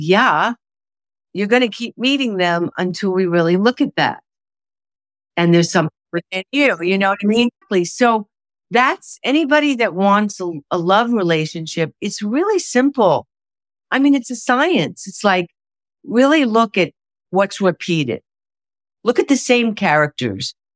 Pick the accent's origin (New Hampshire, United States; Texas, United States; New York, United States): New York, United States; I'm a New Yorker